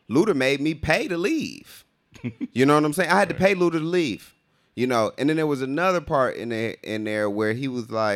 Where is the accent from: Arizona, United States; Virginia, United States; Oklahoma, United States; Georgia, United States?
Georgia, United States; Riverdale; we grew up in Riverdale